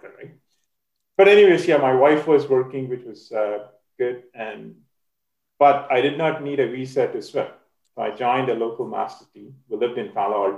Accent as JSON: {"language": "English", "country": "India", "tie": "born or raised there", "moved": "as an adult", "said": "I'm originally from India. I did collegiate swimming in India"}